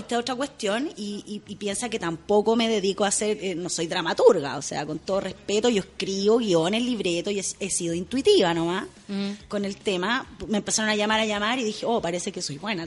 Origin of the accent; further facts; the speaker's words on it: Santiago, Santiago Metropolitan Region, Chile; also born or lived in Lota; nací en Lota, pero eh, muy, muy guaguita me para Santiago, sí, soy, soy santiaguina